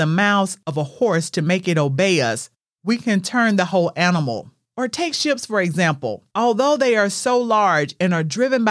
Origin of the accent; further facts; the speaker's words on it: the South, United States; I grew up in the South